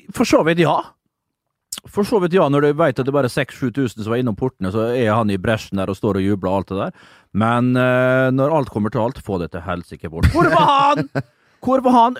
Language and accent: Norwegian; Møre og Romsdal, Norway; Jeg er romsdaling